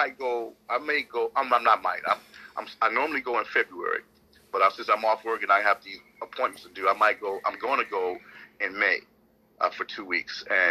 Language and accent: English; United States; I'm an American